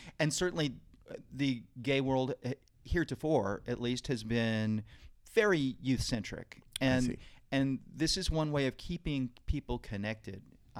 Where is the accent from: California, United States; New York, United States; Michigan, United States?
New York, United States; Brooklyn; born there; also born or lived in Texas / Seattle / New Orleans / Los Angeles; now in New York City, United States; I was born in Brooklyn, but lived in Texas and Seattle and New Orleans and L.A.